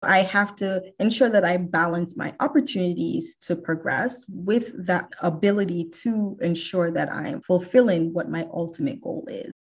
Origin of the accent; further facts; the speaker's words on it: New Jersey, United States; moved away as an adult; now in Houston, United States; all of my formative years, I grew up in New Jersey and I've been in Houston for almost 14 years